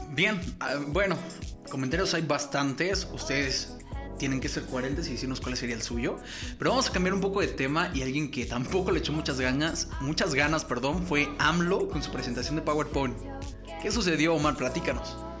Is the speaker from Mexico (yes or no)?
yes; Mexico; me sentía yo en casa, me sentía en mi país